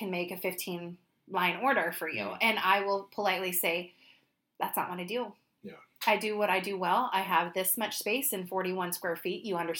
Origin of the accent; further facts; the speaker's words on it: Rogue Valley, Oregon, United States; being raised and born and raised in the Rogue Valley, I'm a native, which is very rare.